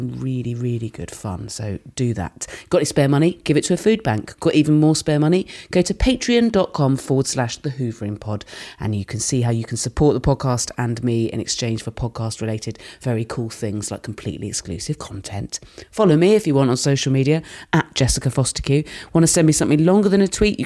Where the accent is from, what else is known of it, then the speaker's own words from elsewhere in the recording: West Country, South West England, United Kingdom; I'm from the West Country